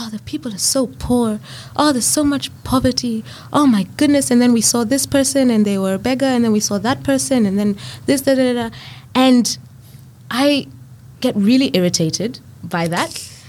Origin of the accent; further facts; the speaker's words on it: Kenya; moved away as an adult; now in Australia; So I'm from the Kenyan context, born and raised there, but then did my studies in Australia and now I'm ministering in Australia. And then I'm married to Edgar, and so we are going to be moving to Mexico in the near future.